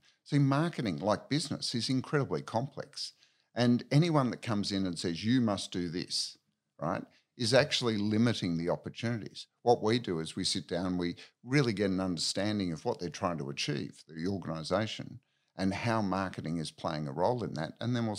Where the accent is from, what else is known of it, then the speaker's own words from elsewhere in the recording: Victoria, Australia; Okay, so born in Victoria in a country town. Spent most of my childhood and teenage years down on the Mornington Peninsula by the sea.